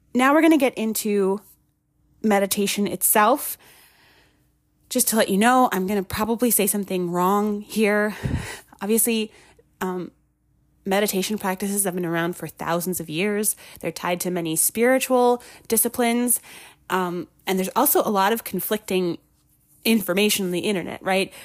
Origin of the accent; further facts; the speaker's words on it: Minnesota, United States; moved away; I'm originally from Minnesota